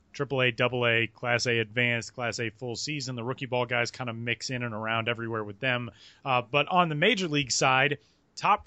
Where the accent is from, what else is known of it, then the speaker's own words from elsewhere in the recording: Denver, Colorado, United States; there's no place I love more in the world than my hometown, but I could not, like, landing in Denver last night, I was like, ugh, I gotta be home now